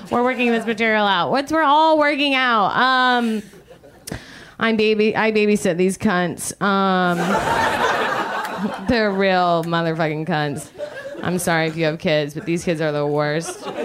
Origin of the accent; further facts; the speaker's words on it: Georgia, United States; ooh, I'm from Georgia, which doesn't explain anything.